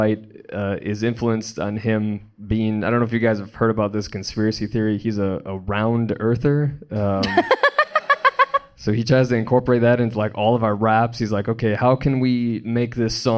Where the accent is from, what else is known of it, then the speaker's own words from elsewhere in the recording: Wisconsin, United States; moved away; I'm from Wisconsin originally